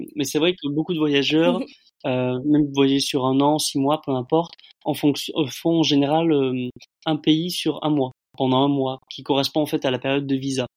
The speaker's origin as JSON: {"language": "French", "town": "Bordeaux", "region": "Nouvelle-Aquitaine", "country": "France", "moved": "as an adult", "lives_now": "Laos", "said": "je suis originaire de Bordeaux"}